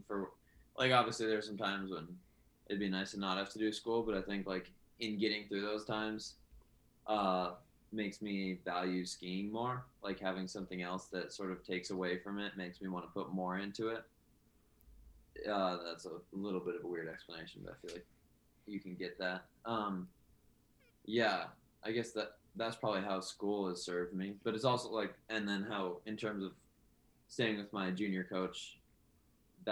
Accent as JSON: {"language": "English", "town": "Anchorage", "region": "Alaska", "country": "United States", "said": "I'm from Anchorage, Alaska, and I ski for Alaska Winter Stars."}